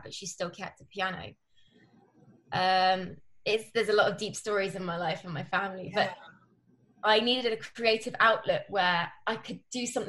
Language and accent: English; London, United Kingdom; I'm from Northwest London.